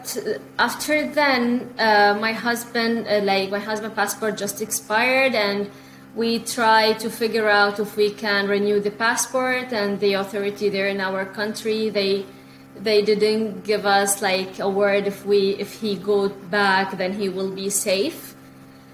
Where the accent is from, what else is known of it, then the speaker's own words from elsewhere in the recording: Bahrain; moved away as an adult; also born or lived in United Kingdom / Egypt / Beirut, Lebanon; now in Canada; I'm a journalist. I'm from Bahrain actually.